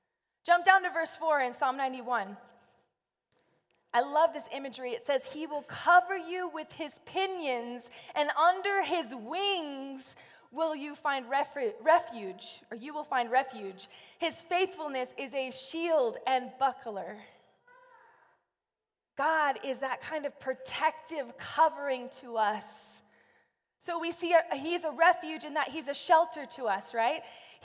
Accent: California, United States; See, I grew up in Central California, and it got really, really hot.

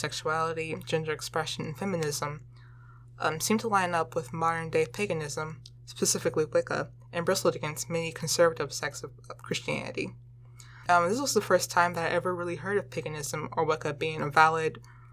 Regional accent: Chesterfield, Virginia, United States; I grew up in Chesterfield, Virginia, which is located directly below Richmond

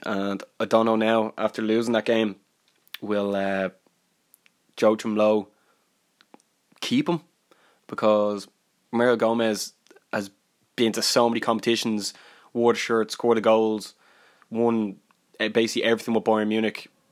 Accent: Ireland; I'm from Ireland

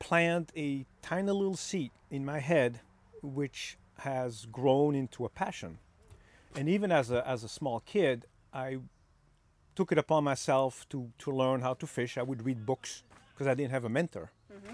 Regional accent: Belgium; moved away; I was born in Belgium

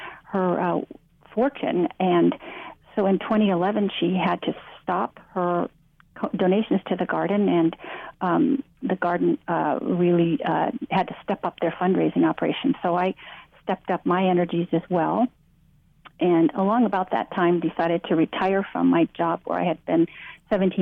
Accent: Duluth, Minnesota, United States; moved away as an adult; now in California, United States; I grew up in Duluth, Minnesota

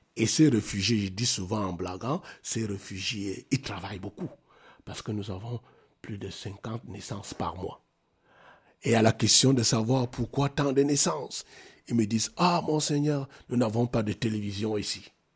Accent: South Cameroon, Cameroon; moved away as an adult; also born or lived in Yaoundé, Cameroon; now in Maroua, Cameroon; je viens du sud Cameroun, là où il n'y a que la forêt équatoriale

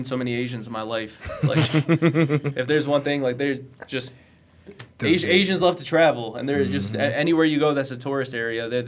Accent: United States; accent: American; they know that we're American right away. They can hear it in our voices

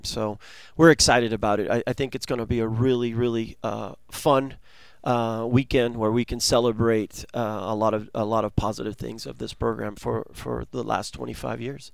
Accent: Argentina; now in United States; I was born in Argentina

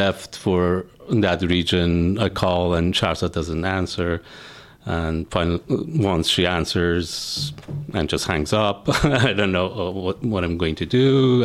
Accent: Iran; moved away; as a kid, uh, growing up in Iran, watching Iranian films

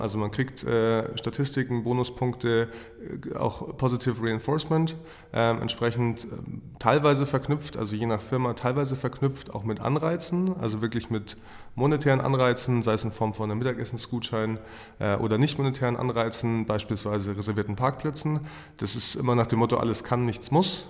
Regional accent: Fürstenfeldbruck, Bavaria, Germany; gebürtig aus München, aus Fürstenfeldbruck

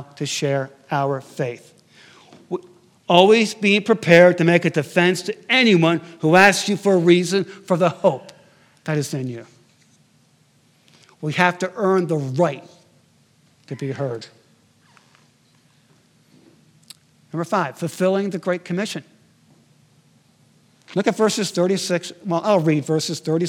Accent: Connecticut, United States; moved away; my hometown in Connecticut

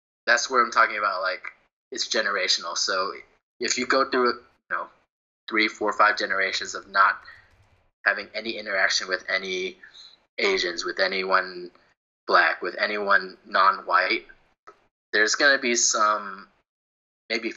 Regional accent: Houston, Texas, United States; I grew up in Houston area

